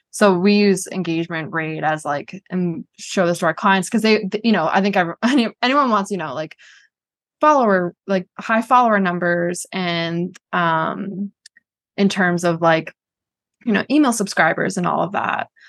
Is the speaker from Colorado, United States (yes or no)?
no; Boston, Massachusetts, United States; also born or lived in New Hampshire; I grew up in Boston, went to University of New Hampshire